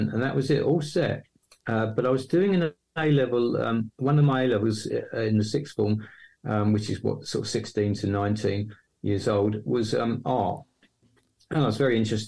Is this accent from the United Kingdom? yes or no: yes; Hornchurch, London, United Kingdom; accent: East London; moved away as an adult; now in Yorkshire, United Kingdom; I was born right in East London, sound of Bow Bells, Cockney and all that. But the moment I was born, I was whisked off to Essex to a place called Hornchurch, which is near Romford. And so I grew up in that area.